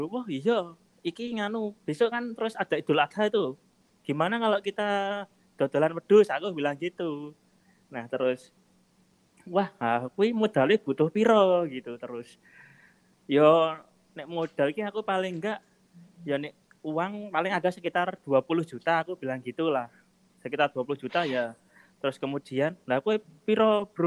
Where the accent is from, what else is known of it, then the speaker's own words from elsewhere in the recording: Yogyakarta, Special Region of Yogyakarta, Indonesia; sama-sama sama kita dari Jogja gitu.